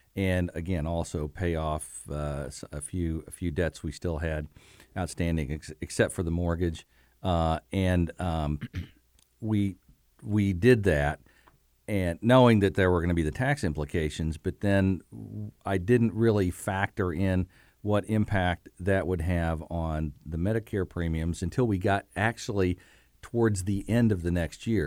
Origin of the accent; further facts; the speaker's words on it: Bloomington, Indiana, United States; I'm from Bloomington.